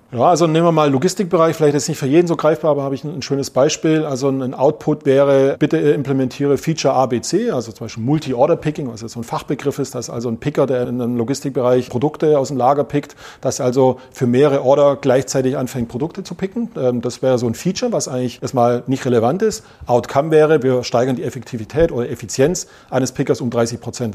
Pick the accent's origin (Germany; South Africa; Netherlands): Germany; Swabia; accent: Swabian; Und ich versuche Hochdeutsch zu sprechen, bin Schwabe